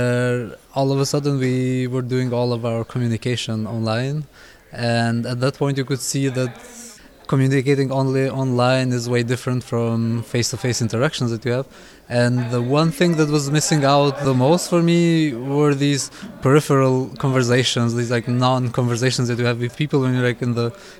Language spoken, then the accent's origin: English; Kosovo; now in Berlin, Germany; I'm from Kosovo, but currently based in Germany, in Berlin.